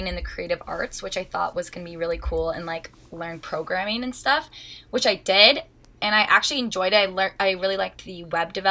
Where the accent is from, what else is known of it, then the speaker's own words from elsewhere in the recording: Huntsville, Ontario, Canada; also born or lived in Toronto; So I am from Huntsville, Ontario, which is a really small, like, cottage town community